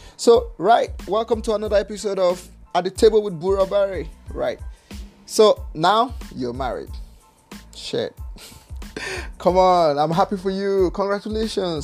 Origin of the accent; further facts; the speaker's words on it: Nigeria; I'm from Nigeria